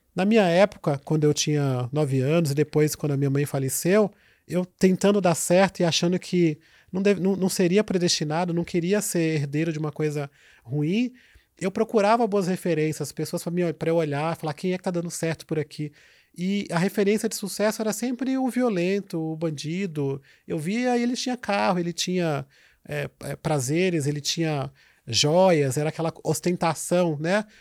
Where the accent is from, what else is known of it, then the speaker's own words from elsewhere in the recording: Itambé, Bahia, Brazil; now in São Paulo, Brazil; Sou baiano de coração e de alma, de uma cidadezinha chamada Itambé, que fica próximo à Vitória da Conquista